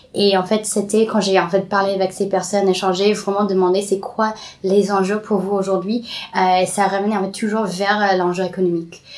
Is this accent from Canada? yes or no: no; California, United States; French is a second language; moved away as an adult; now in Paris, France; je grandis au Californie.